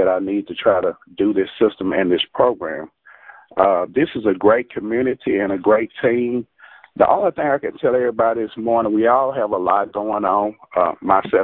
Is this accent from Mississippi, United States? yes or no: yes; Jackson, Mississippi, United States; I am from Jackson, Mississippi.